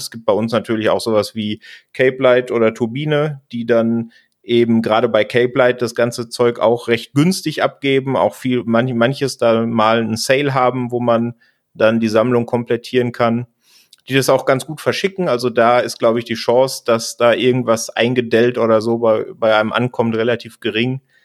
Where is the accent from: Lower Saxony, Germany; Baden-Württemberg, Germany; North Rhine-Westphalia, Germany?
North Rhine-Westphalia, Germany; Sauerland; now in Munich, Germany; ich komme ja ursprünglich aus dem Sauerland in NRW